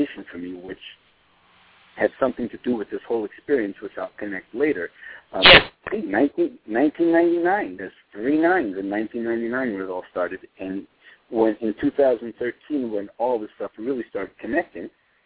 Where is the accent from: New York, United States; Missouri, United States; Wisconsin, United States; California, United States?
New York, United States; New York City; My phone number where I grew up in Brooklyn was 718-763-0792.